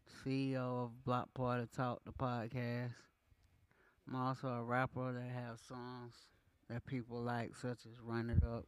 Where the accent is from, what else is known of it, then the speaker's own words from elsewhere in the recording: Atlanta, Georgia, United States; I'm from Atlanta.